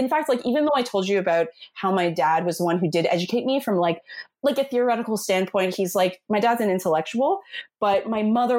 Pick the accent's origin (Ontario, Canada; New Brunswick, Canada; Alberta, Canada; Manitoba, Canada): Ontario, Canada; Toronto; also born or lived in New York City, United States; I'm born and raised in Toronto